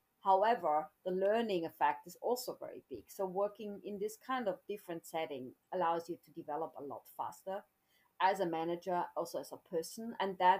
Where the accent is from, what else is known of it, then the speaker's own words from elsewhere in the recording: south of Austria, Austria; moved away as an adult; also born or lived in Munich, Germany; now in Tokyo, Japan; I'm originally from Austria, from the south of Austria, and I studied Japanese and business. I already came to Japan more than 30 years ago as a student